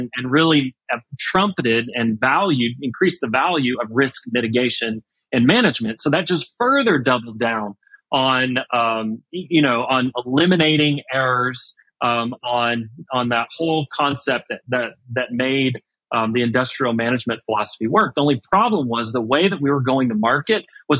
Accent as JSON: {"language": "English", "town": "Houston", "region": "Texas", "country": "United States", "tie": "born or raised there", "said": "I'm from Houston, I grew up in Houston"}